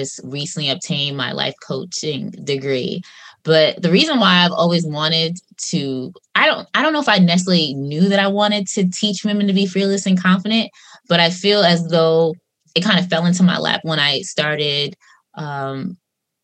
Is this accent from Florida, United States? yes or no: no; Long Island, New York, United States; I'm from Long Island